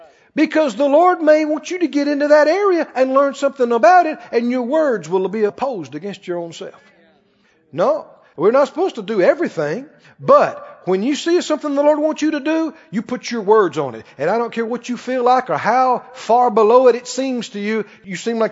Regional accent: Mississippi, United States; I come from Mississippi with red mud between my toes.

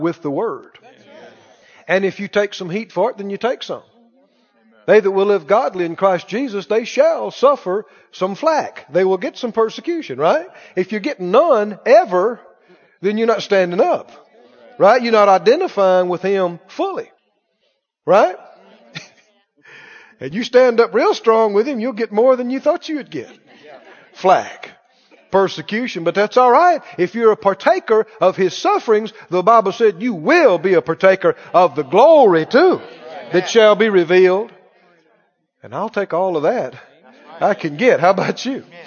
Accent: the South, United States; I'm from the South

